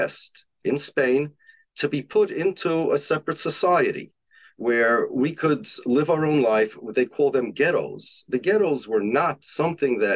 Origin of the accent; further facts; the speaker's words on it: United States; I'm an American. My family's from Poland.